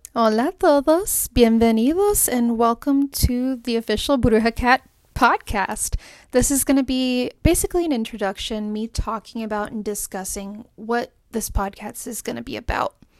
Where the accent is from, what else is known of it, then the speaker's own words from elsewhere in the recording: Puerto Rico; I'm from the Caribbean, I'm from Puerto Rico, and I'm Latina